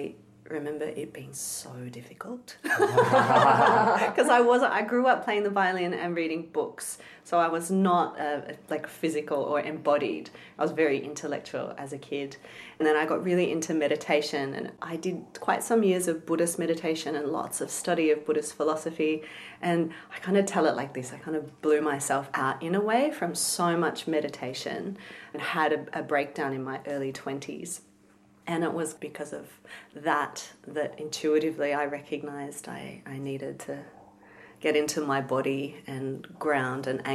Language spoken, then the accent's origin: English; Melbourne, Victoria, Australia; I was born in Melbourne, inner city Melbourne in Flemington.